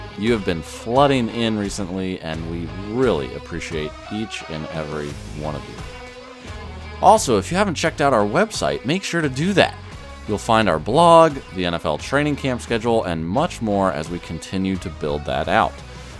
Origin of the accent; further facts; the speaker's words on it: Colorado, United States; moved away; I grew up out west in Colorado for a while